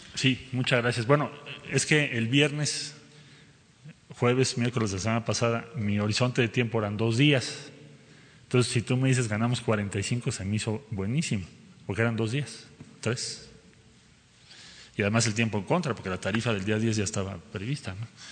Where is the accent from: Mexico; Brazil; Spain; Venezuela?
Mexico